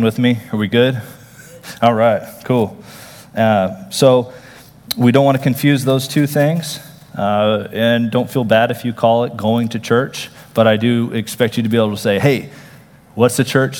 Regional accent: Texas, United States; I'm from Texas. So, okay, I'm a Texan

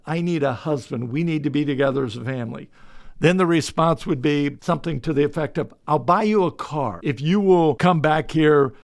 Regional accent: Delaware, United States; I was born in Delaware

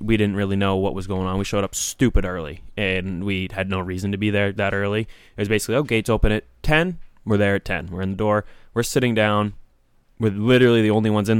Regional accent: Windham, United States; I grew up in Wyndham

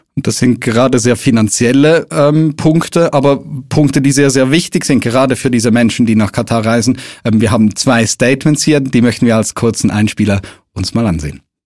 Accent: Switzerland; bei uns in der Schweiz

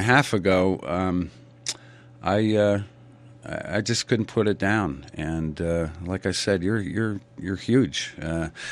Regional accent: New England, United States; growing up in New England and through the 60s

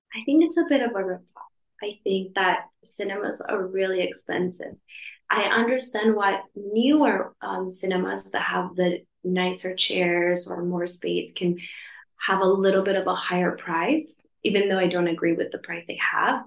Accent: Los Angeles, California, United States; moved away as an adult; now in Madrid, Spain; I'm from California, Los Angeles

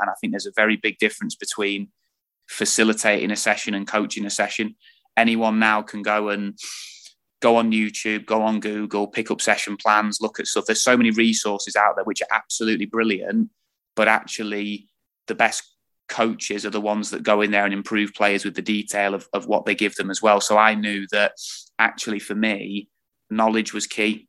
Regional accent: Lincolnshire, East Midlands, United Kingdom; moved away as an adult; also born or lived in Perth, Australia / Burnley; I'm originally from Lincolnshire, so I'd got no link with with the North and with Burnley at all

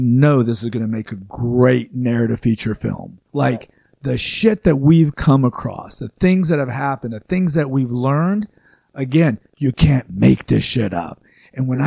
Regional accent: Arlington, Texas, United States; I grew up in Arlington

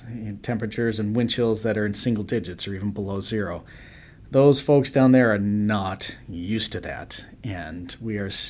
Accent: Chicago, Illinois, United States; being a Chicagoan that we are

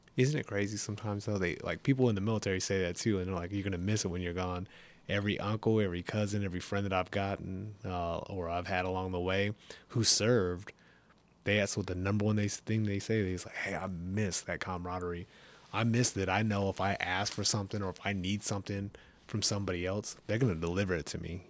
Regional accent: California, United States; moved away as an adult; I grew up in California

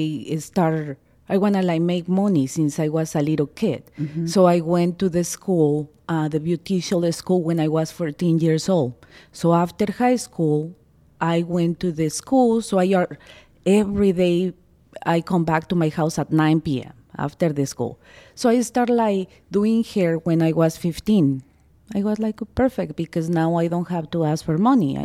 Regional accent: Mexico City, Mexico; first language Spanish; English is a second language; moved away as an adult; now in United States; I'm from Mexico City. I was like born in a little town

